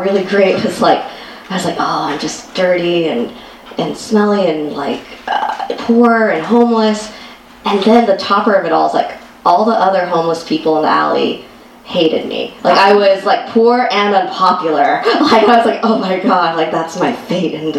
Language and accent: English; United States; I'm Asian American, and I'm half Chinese, half Korean